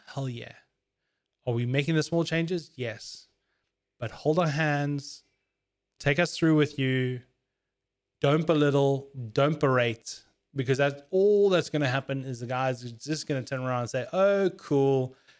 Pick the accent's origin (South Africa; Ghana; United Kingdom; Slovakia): South Africa; As a South African